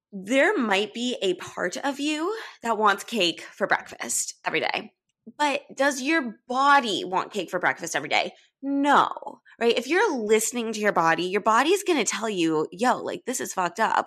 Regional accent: Los Angeles, California, United States; moved away as an adult; now in New York City, United States

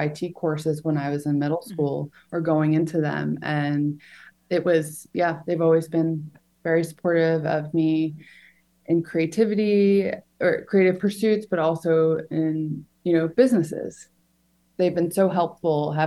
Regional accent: Long Island, New York, United States; So I grew up on Long Island, but just outside of the city.

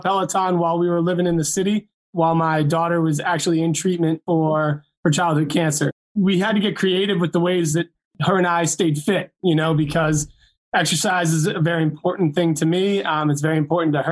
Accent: Massachusetts, United States; Growing up in Massachusetts

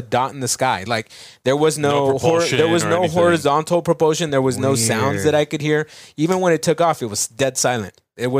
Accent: Santa Maria, California, United States; It's Santa Maria.

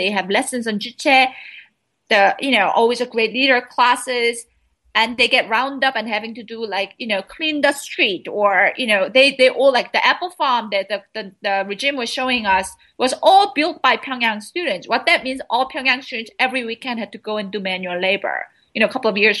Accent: South Korea; moved away; I was raised in South Korea. I mean, I spent my childhood in South Korea.

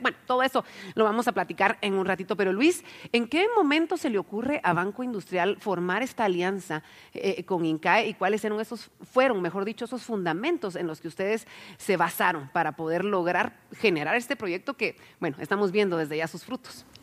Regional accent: Guatemala; para que podamos crecer todos juntos como guatemaltecos

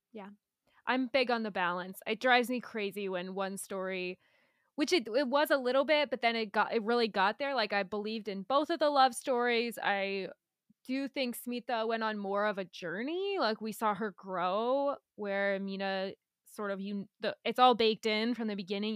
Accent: United States; as an American

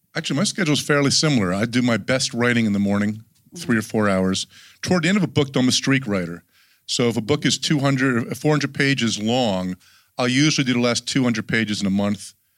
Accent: New Jersey, United States; I'm from New Jersey

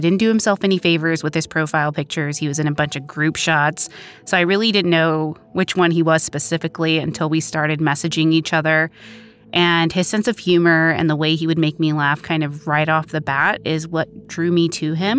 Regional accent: Plano, Texas, United States; I'm originally from Plano, Texas, a small suburb of Dallas

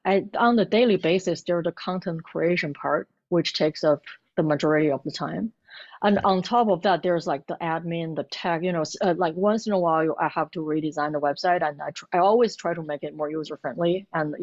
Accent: Beijing, China; moved away as an adult; Because I came from Beijing, it's like pretty crowded and busy. And at the time, my husband actually told me, it was like, oh, we're moving to a nice little city.

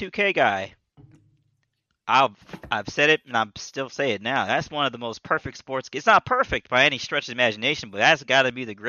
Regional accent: South Florida, United States; I'm really from South Florida.

